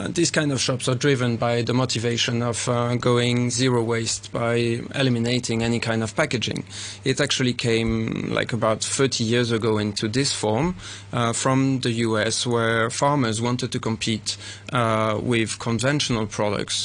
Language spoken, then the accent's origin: English; Paris, Île-de-France, France; also born or lived in Switzerland; now in Hong Kong; I'm Swiss-French, and I grew up in Paris